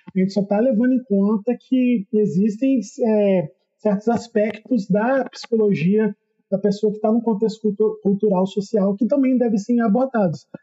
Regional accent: Volta Redonda, Rio de Janeiro, Brazil; Eu sou do interior do estado do Rio, aqui

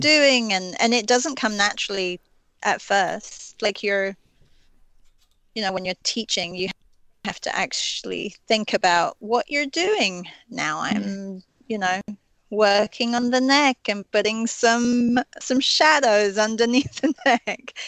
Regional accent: England, United Kingdom; I grew up in England

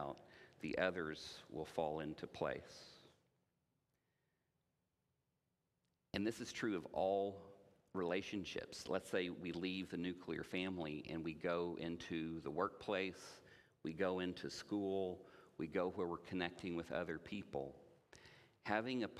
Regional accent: Indiana, United States; I grew up in Indiana

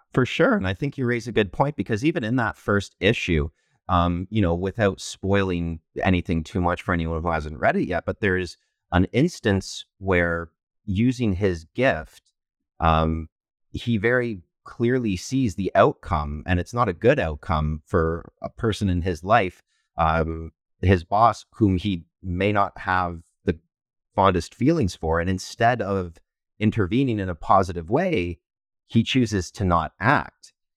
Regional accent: London, Ontario, Canada; I'm from London, Ontario, Canada

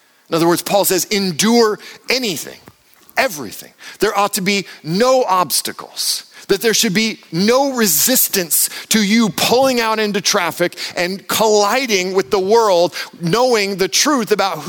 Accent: United States; I'm American.

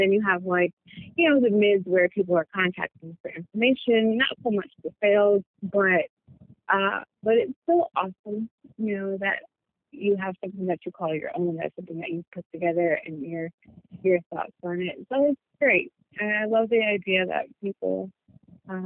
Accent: New Jersey, United States; now in Charlotte, United States; I'm based out of Charlotte. I'm originally from New Jersey, so my designs have a bit of a Jersey swag to it.

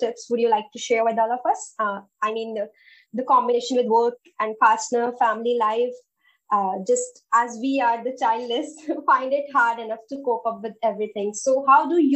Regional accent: India; I'm from India

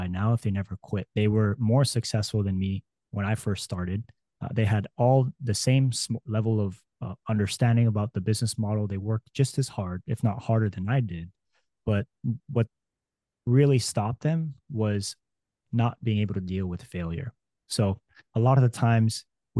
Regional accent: Hawaii, United States; moved away as an adult; I was born and raised in Hawaii

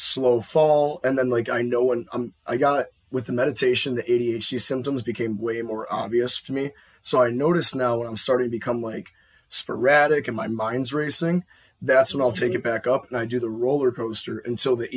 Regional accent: Buffalo, New York, United States; we're from Buffalo

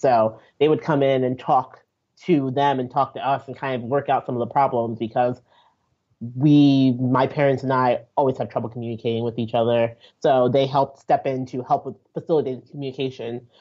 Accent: Nigeria; I'm Nigerian.

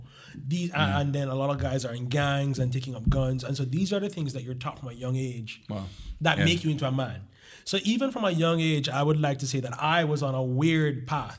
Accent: Jamaica; now in Miami, United States; I'm 29 years old. I moved here from Jamaica.

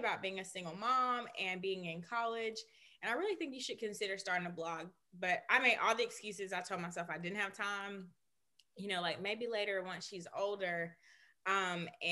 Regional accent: Birmingham, Alabama, United States; We both are from Birmingham

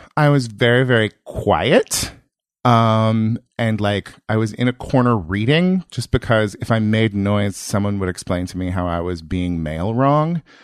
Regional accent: Yuba City, California, United States; moved away; also born or lived in Berkeley / New York; I grew up in rural Northern California, like an hour north of Sacramento

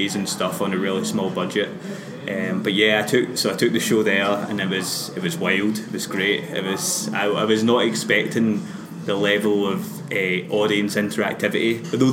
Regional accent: Glasgow, Scotland, United Kingdom; I come from a kind of, like, classic Glasgow Catholic, you know, family, where it was like you kind of grew up in this kind of weird limbo where it was like, yeah, I'm Scottish because I'm born here

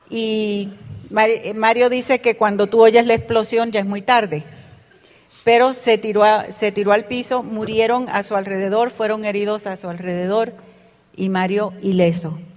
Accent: Panama; born there; Yo nací en Panamá de padres puertorriqueños. Mi papá era militar y estaba asignado a una base militar en Panamá. Y allí nacimos mi hermano y yo.

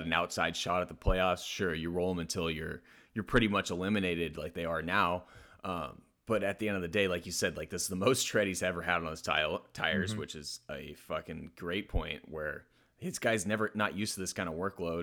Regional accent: East Bay, California, United States; I grew up in the East Bay

